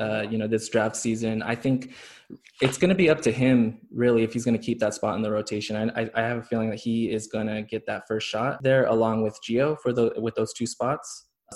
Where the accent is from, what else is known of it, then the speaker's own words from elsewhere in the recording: Stockton, California, United States; now in Los Angeles, United States; I am originally from Stockton, California. I'm living out here in Los Angeles now.